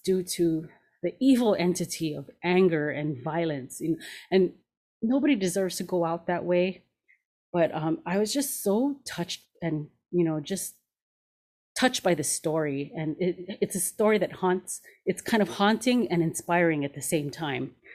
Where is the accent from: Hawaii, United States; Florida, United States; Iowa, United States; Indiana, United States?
Hawaii, United States; moved away as an adult; also born or lived in Los Angeles; I grew up in Hawaii, but after high school, I moved